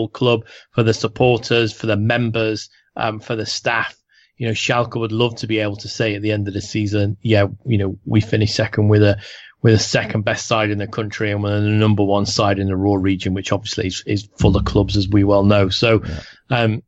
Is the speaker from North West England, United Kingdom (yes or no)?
yes; Liverpool, North West England, United Kingdom; I'm from Liverpool